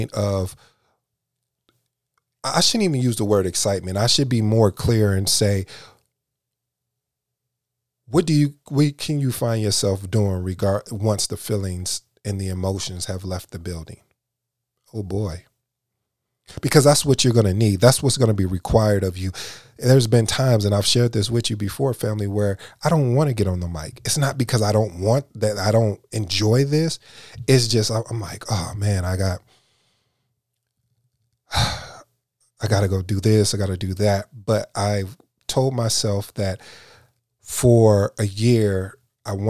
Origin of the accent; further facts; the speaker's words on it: Michigan, United States; now in Dallas-Fort Worth, United States; I'm from Michigan